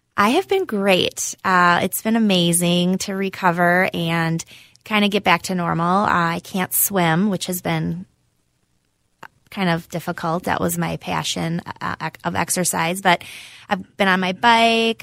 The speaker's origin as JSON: {"language": "English", "town": "Cambridge", "region": "Wisconsin", "country": "United States", "moved": "as an adult", "lives_now": "Minnesota, United States", "said": "I'm from Cambridge, Wisconsin. It's a small town near Madison."}